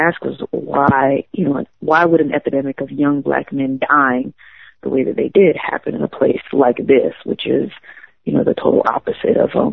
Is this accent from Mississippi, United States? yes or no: yes; DeLisle, Mississippi, United States; my hometown is named DeLille